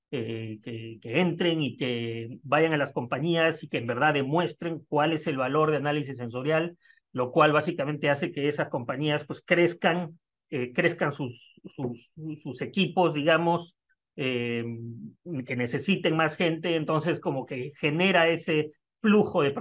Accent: Peru; moved away as an adult; salí de Perú en el 2003, estamos hablando ya de 20 años.

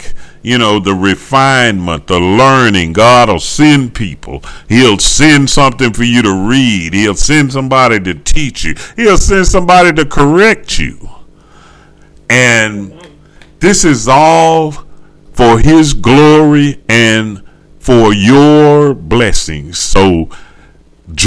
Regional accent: the South, United States; I'm from the South, and, you know, they, yeah, they say we talk slow

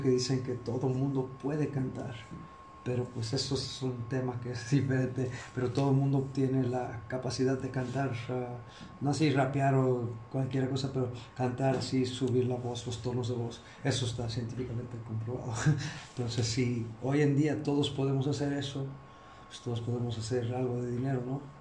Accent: Chicago, Illinois, United States; now in Xalapa, Mexico; yo, soy de Chicago, pero pues ya, ya me quedé aquí

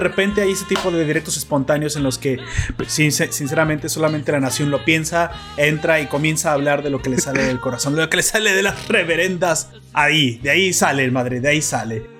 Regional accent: Mexico; como ciudadano, como mexicano

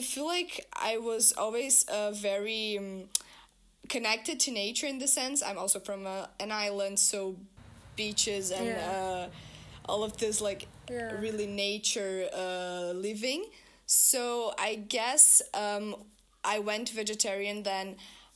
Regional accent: Brazil; now in Rotterdam, Netherlands; I'm from Brazil

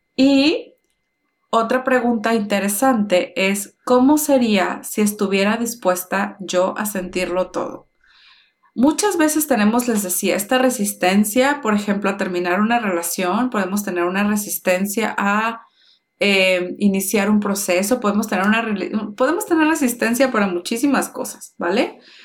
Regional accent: Mexico; nací en México con papás mexicanos

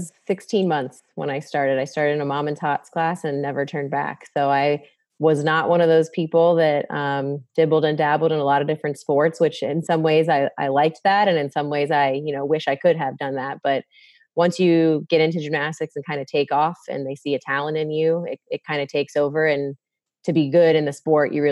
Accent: Tampa, Florida, United States; also born or lived in Missouri; I was born and raised here in the Tampa Bay area, actually. So I'm a native, a real native

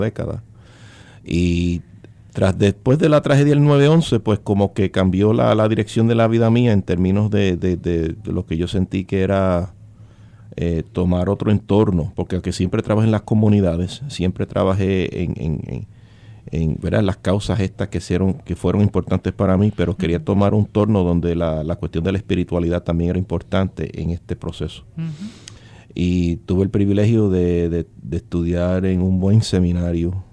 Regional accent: New York City, New York, United States; yo soy un jíbaro de Brooklyn, New York. Eh, nacido y criado allá

